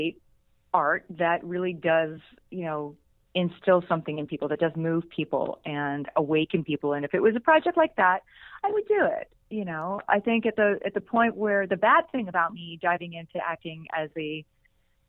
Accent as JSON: {"language": "English", "town": "Pittsburgh", "region": "Pennsylvania", "country": "United States", "tie": "born or raised there", "moved": "yes", "said": "I'm still just this little girl from outside of Pittsburgh, Pennsylvania in my mind. but that's where I'm from"}